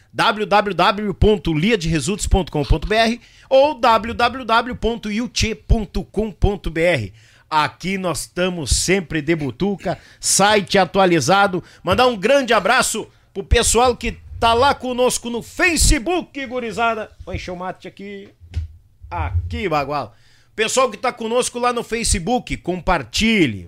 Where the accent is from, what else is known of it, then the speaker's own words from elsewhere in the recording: São Leopoldo, Rio Grande do Sul, Brazil; na cidade de São Leopoldo, minha terrinha onde eu nasci, fui parido lá no Hospital Centenário.